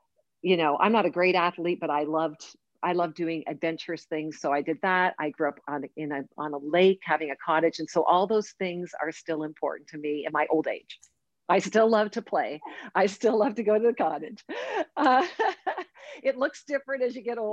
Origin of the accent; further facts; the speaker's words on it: Oshawa, Ontario, Canada; I grew up in the town of Oshawa, Ontario, Canada